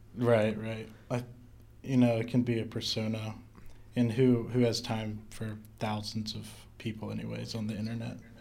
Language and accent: English; North Carolina, United States; I'm originally from North Carolina